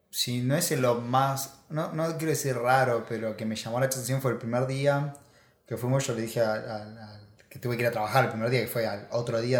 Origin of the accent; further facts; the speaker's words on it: Argentina; accent: Argentine; moved away as an adult; now in Michigan, United States; hablamos como argentinos. Argentino, hablamos como argentino